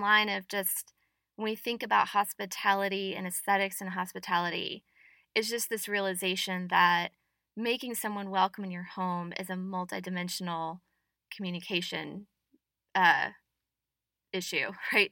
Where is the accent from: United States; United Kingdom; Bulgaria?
United States; the South; as a Southerner